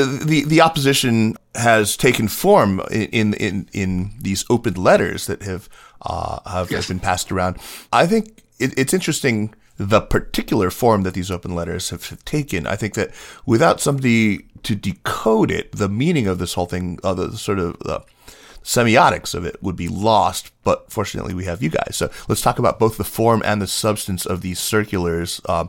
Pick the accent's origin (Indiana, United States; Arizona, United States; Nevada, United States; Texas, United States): Arizona, United States; Tucson; Tucson's the better city. I grew up in Tucson.